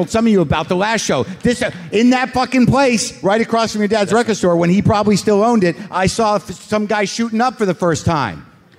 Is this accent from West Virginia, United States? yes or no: no; Brookline, Massachusetts, United States; also born or lived in California; now in Somerville, United States; I've been living in Somerville and doing comedy 8 years. Born in California, I grew up in Brookline and was introduced to comedy early by my dad, who owned a record store in Kenmore Square.